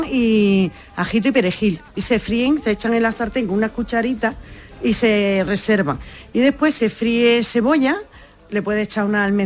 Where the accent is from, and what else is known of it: Villanueva del Trabuco, Andalusia, Spain